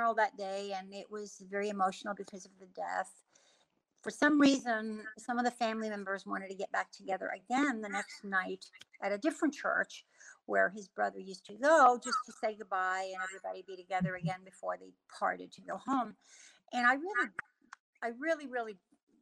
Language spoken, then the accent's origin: English; New York City, New York, United States; also born or lived in Germany; We came to America when I was 2 years old, and I grew up in New York City